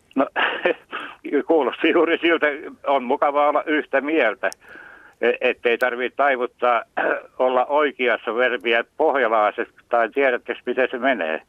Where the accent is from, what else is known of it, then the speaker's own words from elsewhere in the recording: Karelia, Finland; moved away; also born or lived in Häme; itse olen karjalainen